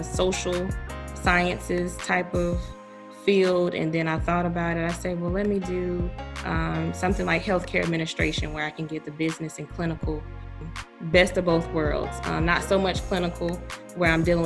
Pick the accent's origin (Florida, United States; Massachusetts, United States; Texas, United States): Florida, United States; Tallahassee; also born or lived in Orlando, Florida; I'm from Tallahassee, Florida